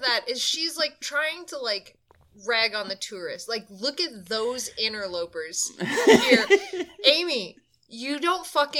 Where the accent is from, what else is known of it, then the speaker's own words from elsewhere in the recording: Canada; I've never been more glad to be Canadian than right now.